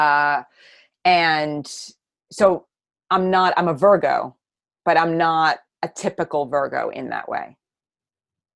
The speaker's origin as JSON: {"language": "English", "town": "New York City", "region": "New York", "country": "United States", "said": "I'm from New York City"}